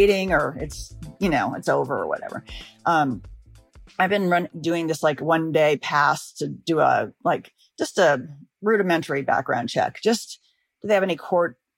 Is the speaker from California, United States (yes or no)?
yes; Los Angeles, California, United States; I'm from Los Angeles